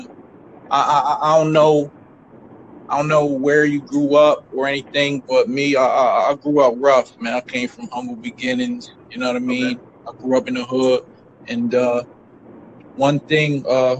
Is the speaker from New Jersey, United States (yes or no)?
yes; Camden, New Jersey, United States; I grew up in New Jersey. I grew up in Camden.